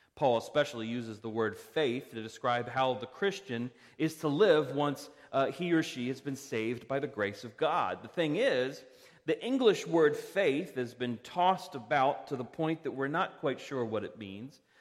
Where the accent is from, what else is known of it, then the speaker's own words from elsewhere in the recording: Parkville, Maryland, United States; now in Reisterstown, United States; I grew up in Parkville. I'm a resident of Reisterstown.